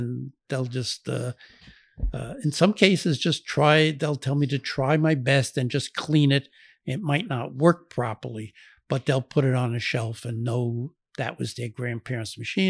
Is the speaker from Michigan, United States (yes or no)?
no; Brooklyn, New York, United States; No, he was born and raised in Brooklyn, New York, like I was and my family was.